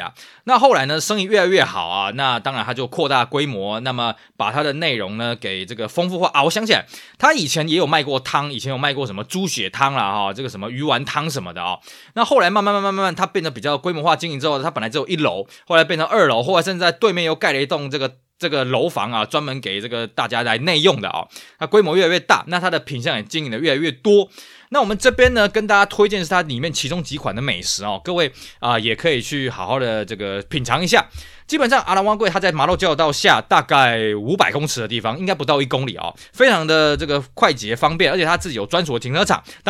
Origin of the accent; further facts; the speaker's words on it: Tainan, Taiwan; 我记得小时候我们住台南的时候